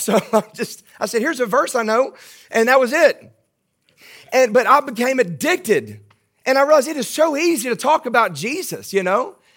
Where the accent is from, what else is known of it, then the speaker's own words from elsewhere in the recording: Baton Rouge, Louisiana, United States; accent: Southern; I am from Baton Rouge. That's my hometown, born and raised in Baton Rouge.